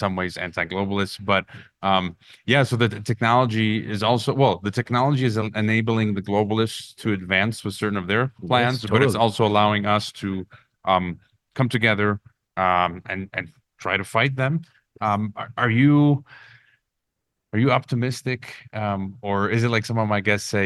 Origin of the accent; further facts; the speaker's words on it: United States; I grew up in the U.S. just thinking, OK, I'm an American